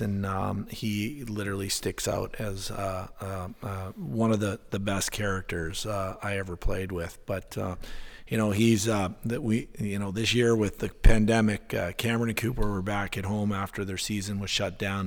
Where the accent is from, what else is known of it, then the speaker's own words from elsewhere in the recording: Winnipeg, Manitoba, Canada; moved away as an adult; now in Alaska, United States; It's certainly not what I grew up with in Winnipeg